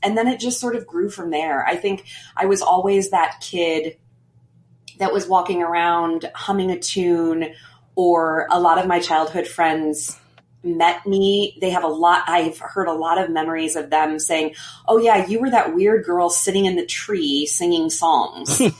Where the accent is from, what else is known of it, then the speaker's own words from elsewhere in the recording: Missouri, United States; moved away as an adult; also born or lived in Manhattan, New York; I'm originally from Missouri and I always had this longing to come home